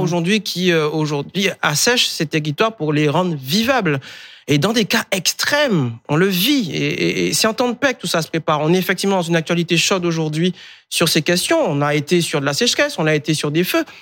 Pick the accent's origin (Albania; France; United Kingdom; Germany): France; Guadeloupe; moved away; je suis né en Guadeloupe. J'aurais voulu rester chez moi. Euh, j'étais victime d'un ouragan enfant